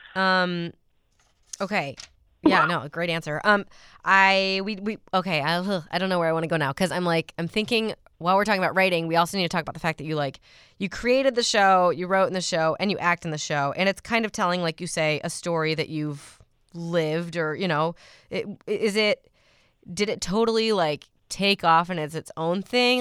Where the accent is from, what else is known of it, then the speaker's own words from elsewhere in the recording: Chicago suburbs, Illinois, United States; I grew up in the Chicago suburbs